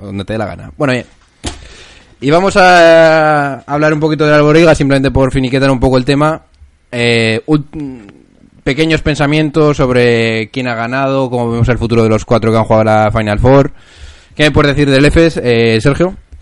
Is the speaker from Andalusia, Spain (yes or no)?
no; Logroño, La Rioja, Spain; somos de Logroño.